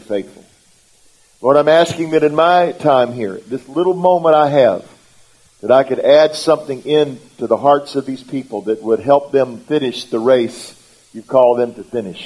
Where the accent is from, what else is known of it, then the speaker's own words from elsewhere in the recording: United States; first language English; I'm in English, American, which means I just speak English